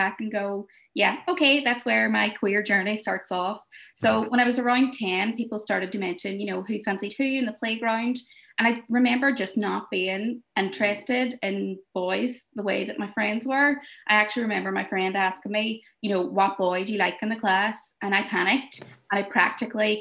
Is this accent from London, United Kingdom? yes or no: no; Derry, Northern Ireland, United Kingdom; I'm from Derry